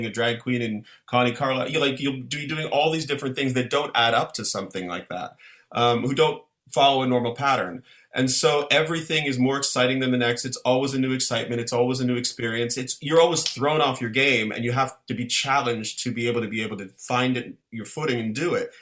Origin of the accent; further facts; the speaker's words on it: Ottawa, Ontario, Canada; Ottawa, my hometown